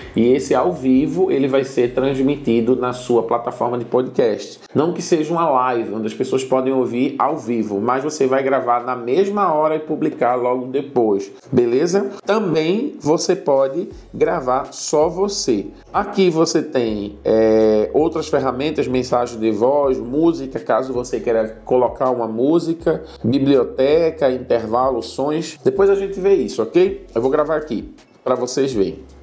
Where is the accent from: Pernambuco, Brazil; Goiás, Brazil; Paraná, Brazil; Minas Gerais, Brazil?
Pernambuco, Brazil; Recife; moved away as an adult; now in Senegal; eu sou de Recife